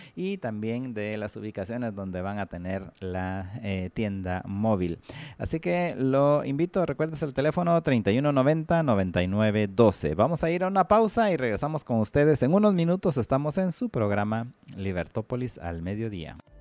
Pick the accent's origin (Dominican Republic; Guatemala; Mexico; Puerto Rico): Guatemala